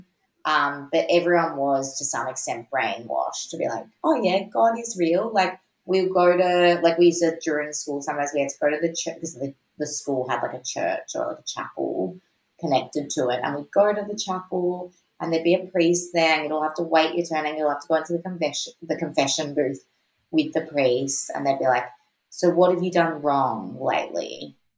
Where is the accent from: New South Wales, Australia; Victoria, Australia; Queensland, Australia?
Victoria, Australia; Mornington; growing up in Mornington, like it was a really, really big part of like being a kid